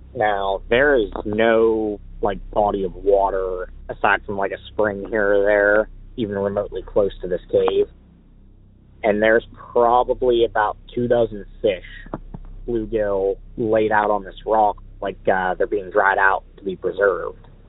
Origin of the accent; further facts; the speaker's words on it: Pittsburgh, Pennsylvania, United States; I'm from Pittsburgh, Pennsylvania